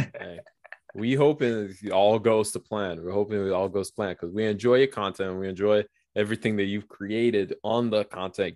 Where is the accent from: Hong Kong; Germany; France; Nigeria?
Nigeria; now in United States; I'm Nigerian